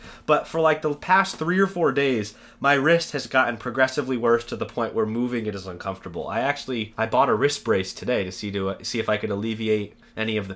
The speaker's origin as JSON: {"language": "English", "region": "Maine", "country": "United States", "tie": "born or raised there", "said": "born and raised in Maine."}